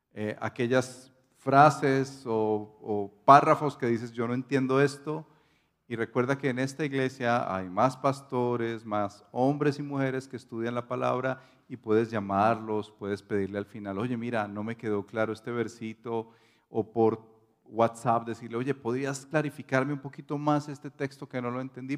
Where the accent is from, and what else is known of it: Colombia